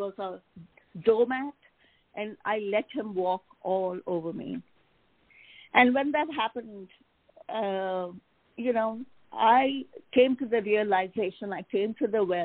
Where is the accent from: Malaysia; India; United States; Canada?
India; moved away; I was born and raised in India